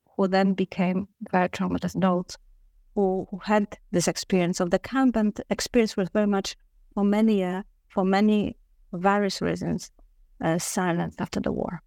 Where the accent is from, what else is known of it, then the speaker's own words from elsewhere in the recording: Warsaw, Masovian Voivodeship, Poland; I am originally from Warsaw, Poland. Uh, so I grew up